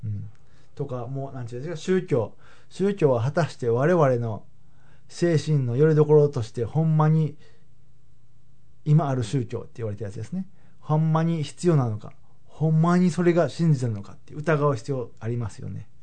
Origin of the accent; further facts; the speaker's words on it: Habikino, Osaka, Japan; 僕だったら羽曳野市っていうところで育ったんですけれども